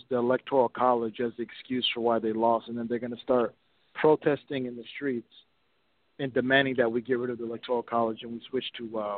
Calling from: Missouri, United States; I'm calling from Missouri.

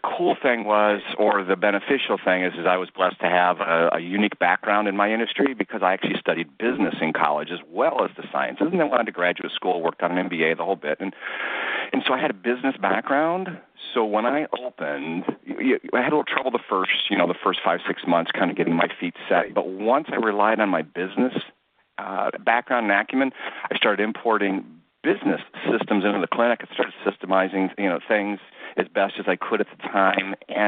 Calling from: Avon, Ohio, United States; I'm calling from just outside of Cleveland in a city called Avon, Ohio, on the banks of the beautiful Great Lake Erie.

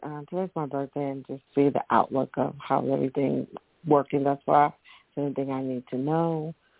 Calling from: Tennessee, United States; I'm calling from Tennessee.

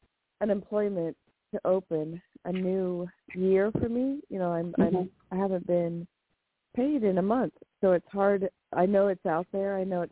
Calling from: California, United States; Hi, this is … in California.

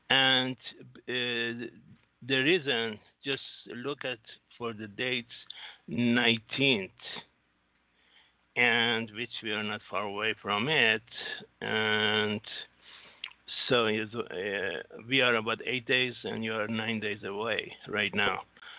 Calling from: Singapore; Singapore, sir.

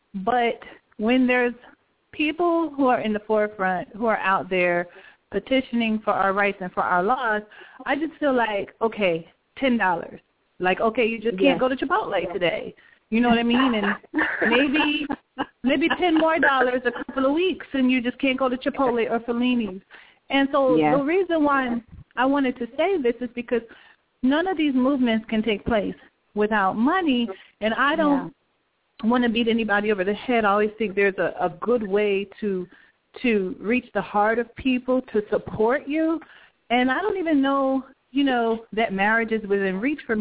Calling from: Atlanta, Georgia, United States; I'm calling from Atlanta

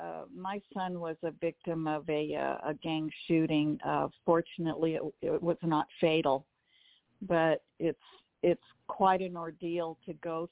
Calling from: Pasadena, California, United States; I'm calling from Pasadena.

